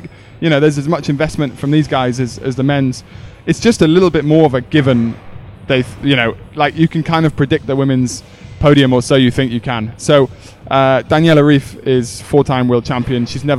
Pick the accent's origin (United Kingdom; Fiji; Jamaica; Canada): United Kingdom; my heart's with Brownlee being British